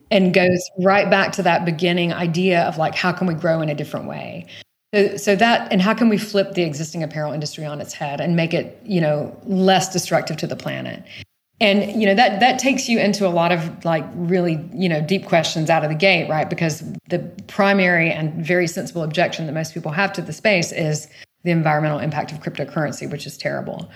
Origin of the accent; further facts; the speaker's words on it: small town outside of Savannah, Georgia, United States; moved away; I grew up in the rural south